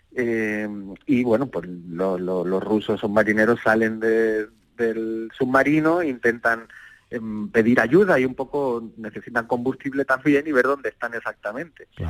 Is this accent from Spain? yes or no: yes; Andalusia, Spain; yo soy muy andaluz